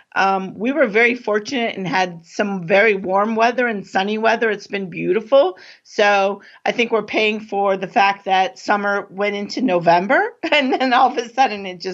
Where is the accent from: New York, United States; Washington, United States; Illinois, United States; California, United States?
California, United States; moved away as an adult; now in East Coast, United States; I grew up in California